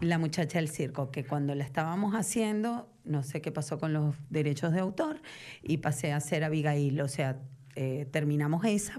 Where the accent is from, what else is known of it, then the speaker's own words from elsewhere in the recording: Venezuela; accent: Venezuelan; moved away as an adult; now in Argentina; siendo venezolana, con acento venezolano